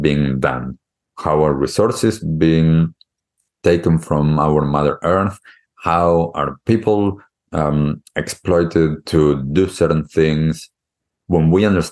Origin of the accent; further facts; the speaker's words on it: Argentina; now in New Zealand; I grew up in Argentina